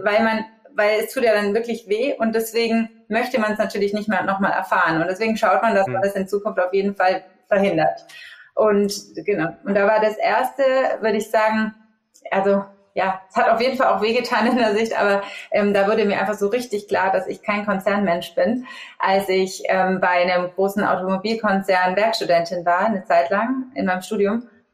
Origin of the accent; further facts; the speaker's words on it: Augsburg, Bavaria, Germany; moved away as an adult; also born or lived in Munich; habe dann auch Global Business Management studiert in Augsburg, da wo ich auch ursprünglich herkomme